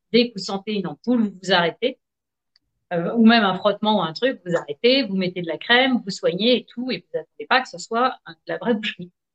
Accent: Nantes, Pays de la Loire, France; je suis née à Nantes

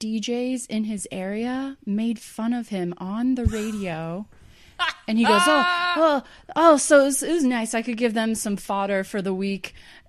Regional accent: Iowa, United States; And I am also a Midwesterner. Okay, I'm from Iowa.

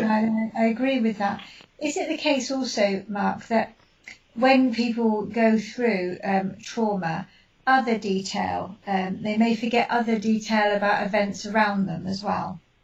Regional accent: United Kingdom; being British

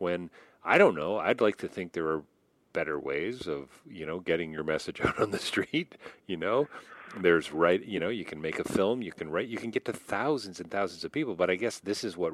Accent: Toronto, Ontario, Canada; I grew up in Rexdale. I grew up in the suburbs of Toronto, which are now now considered Toronto

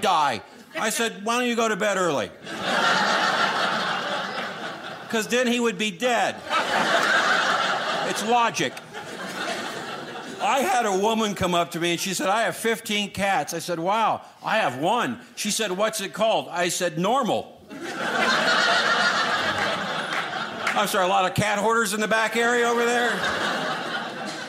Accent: Los Angeles, California, United States; I was born and raised in Los Angeles

